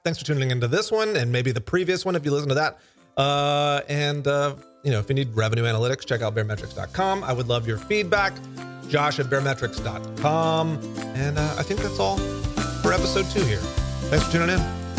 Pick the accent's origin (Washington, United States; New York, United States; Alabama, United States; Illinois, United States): Alabama, United States; I am from Alabama